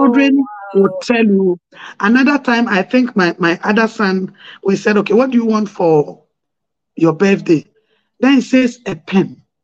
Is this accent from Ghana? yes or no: yes; Ghana